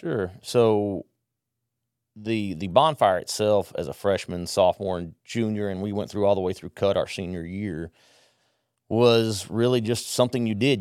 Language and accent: English; Southwest Conference area, Texas, United States; also born or lived in Mexico; I grew up in the Southwest